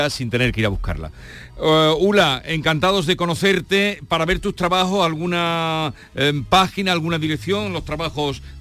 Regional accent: Villanueva de Córdoba, Andalusia, Spain; ¿tú qué sabes de qué pueblo soy yo? Villanueva de Córdoba.

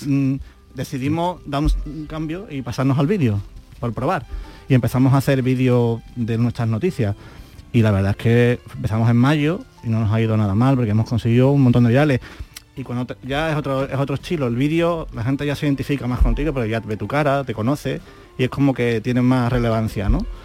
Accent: Andalusia, Spain; somos, todos andaluces

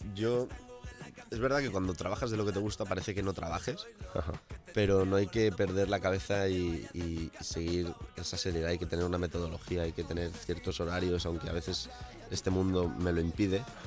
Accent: El Puig, Valencian Community, Spain; moved away; donde me crié, eh, en Valencia

